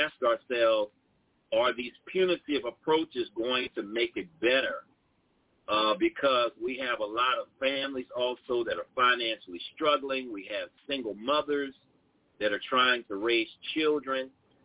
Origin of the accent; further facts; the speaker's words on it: New Orleans, Louisiana, United States; I was raised in New Orleans in some challenging situations